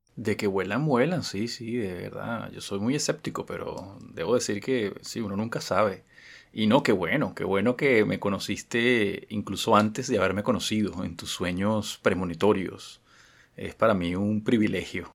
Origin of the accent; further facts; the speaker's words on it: Caracas, Capital District, Venezuela; yo pasé gran parte de mi infancia en Katia.